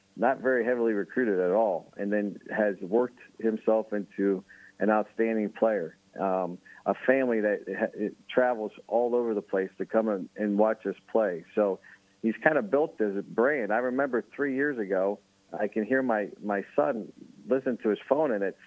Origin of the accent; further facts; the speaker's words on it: Jackson, United States; moved away; my hometown in Jackson, where I coached high school before this